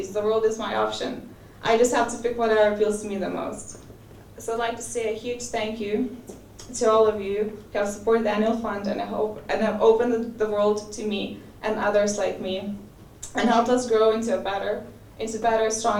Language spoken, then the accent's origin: English; Lithuania; moved away as an adult; now in London, United Kingdom; I'm from Lithuania